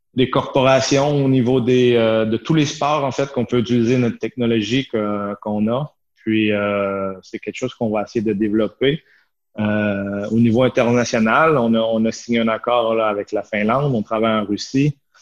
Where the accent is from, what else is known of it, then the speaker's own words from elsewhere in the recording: Chambly, Quebec, Canada; moved away as an adult; also born or lived in Shawinigan / United States / Italy / Sweden; now in Switzerland; moi, j'étais j'étais en Montérégie, à Chambly. Je suis né à Chambly. J'ai fait mon hockey mineur euh, euh, sur la rive sud.